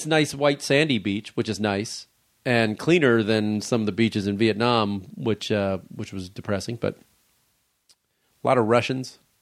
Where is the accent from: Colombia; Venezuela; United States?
United States; Chicago, Illinois; moved away; My hometown